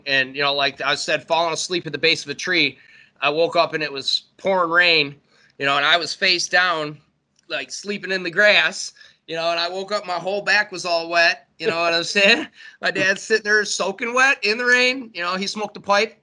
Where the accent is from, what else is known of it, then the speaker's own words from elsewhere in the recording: Warren, Michigan, United States; I grew up in Warren, so I was in the city, you know what I'm saying? I was right on the border of Detroit